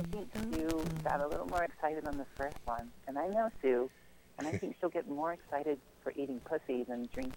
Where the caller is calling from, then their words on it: Carolina, United States; You guys know me. I'm in Carolina.